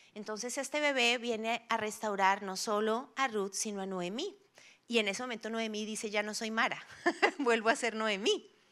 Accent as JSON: {"language": "Spanish", "region": "Bogotá", "country": "Colombia", "said": "como rolos tenemos"}